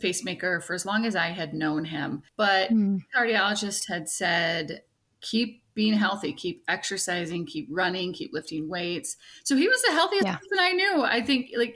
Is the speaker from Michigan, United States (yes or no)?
yes; Michigan, United States; moved away as an adult; also born or lived in Arizona; I'm from Michigan